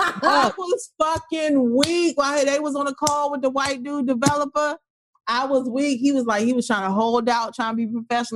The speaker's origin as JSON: {"language": "English", "region": "Maryland", "country": "United States", "said": "We are a motherfucking crab ass state, bitch."}